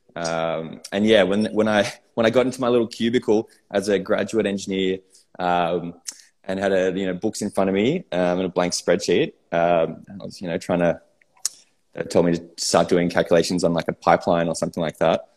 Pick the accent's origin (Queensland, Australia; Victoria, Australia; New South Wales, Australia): New South Wales, Australia; Sydney; I grew up in Sydney